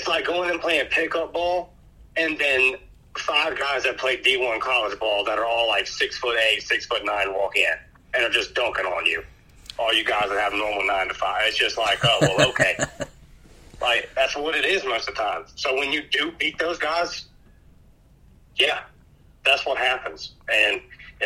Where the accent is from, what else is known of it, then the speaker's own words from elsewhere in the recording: Pensacola, Florida, United States; my hometown here in Pensacola